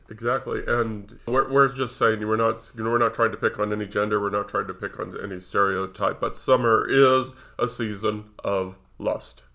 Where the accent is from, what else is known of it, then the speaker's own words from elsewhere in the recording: Nevada, United States; I was raised in Nevada